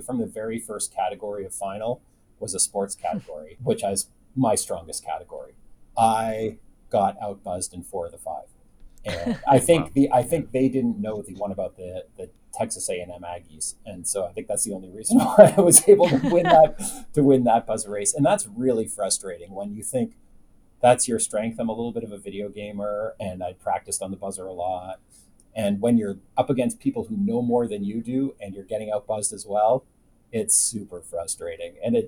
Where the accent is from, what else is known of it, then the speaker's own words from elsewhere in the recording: Canada; I was a big game show nut growing up in Canada